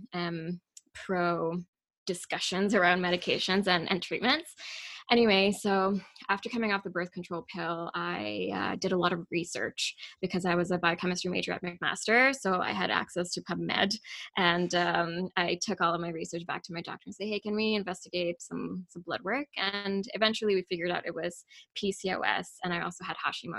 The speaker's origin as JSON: {"language": "English", "country": "Pakistan", "tie": "born or raised there", "moved": "yes", "said": "I grew up in Pakistan, and we learned nothing about reproductive or sexual health in elementary"}